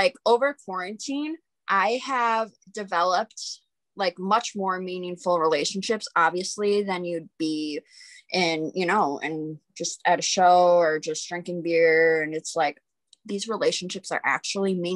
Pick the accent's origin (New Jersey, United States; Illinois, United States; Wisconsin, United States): Wisconsin, United States; Sussex; also born or lived in West Bend, Wisconsin; now in Milwaukee, United States; I grew up in Sussex, which is right by Menominee Falls, like 30 minutes out of the way